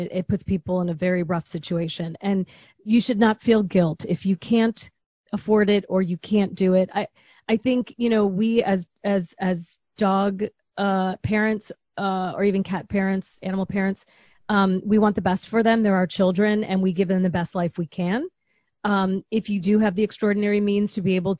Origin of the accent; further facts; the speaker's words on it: Chicago, Illinois, United States; moved away; I'm a girl from Chicago.